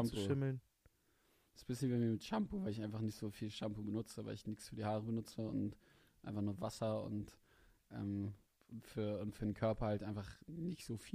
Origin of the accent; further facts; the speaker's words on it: Hanover, Lower Saxony, Germany; accent: Hochdeutsch; Ich bin Hannoveraner, ich bin Hochdeutsch.